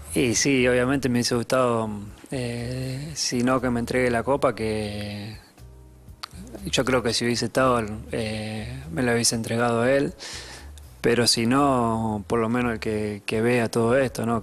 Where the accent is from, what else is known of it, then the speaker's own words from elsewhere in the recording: Argentina; now in Paris, France; cuando volvimos a Argentina